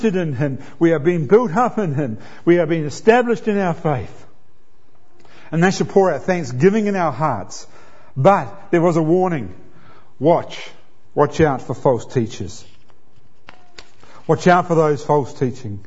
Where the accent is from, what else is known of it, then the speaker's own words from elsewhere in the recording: New Zealand; I'm a New Zealander and I'm a proud New Zealander